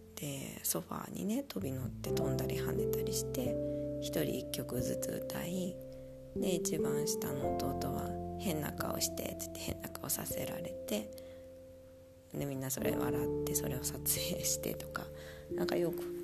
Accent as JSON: {"language": "Japanese", "region": "Nagasaki", "country": "Japan", "tie": "born or raised there", "moved": "yes", "lives_now": "Munich, Germany", "said": "私は結構日本でも雨が多い町長崎で生まれ育ったので"}